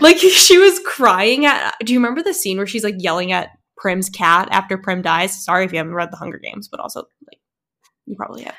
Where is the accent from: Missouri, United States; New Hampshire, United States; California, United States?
New Hampshire, United States; I grew up in New Hampshire